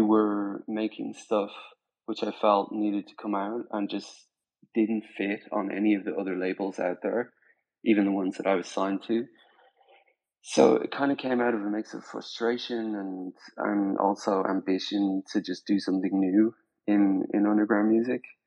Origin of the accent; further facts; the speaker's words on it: Spain; moved away; also born or lived in Ireland / Dublin; I was born in Ireland. I grew up in Spain